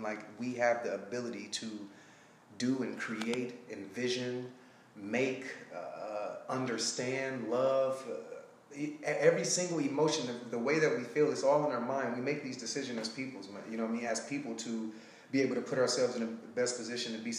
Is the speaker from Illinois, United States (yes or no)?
no; Detroit, Michigan, United States; moved away as an adult; also born or lived in Alabama / Sacramento; now in California, United States; Well, I'm from Detroit, Michigan. I left there and I got a full track scholarship to Alabama State